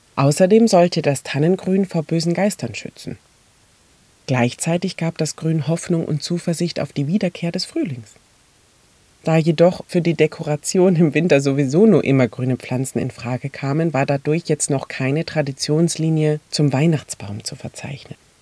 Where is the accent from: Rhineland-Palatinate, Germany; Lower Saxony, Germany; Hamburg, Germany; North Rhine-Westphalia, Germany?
Rhineland-Palatinate, Germany; Mainz; bei uns in Mainz